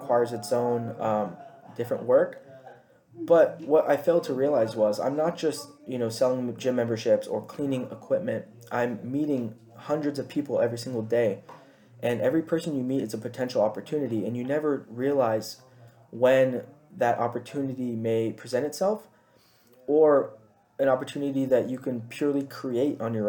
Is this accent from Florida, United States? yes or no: no; Chula Vista, California, United States; also born or lived in Rancho Bernardo, California / Paradise Hills, California; I grew up in Rolling Hills Ranch, which is in Chula Vista, California. I lived there about till 2010, 2011, when I moved up to Rancho Bernardo, where I went to middle school and high school.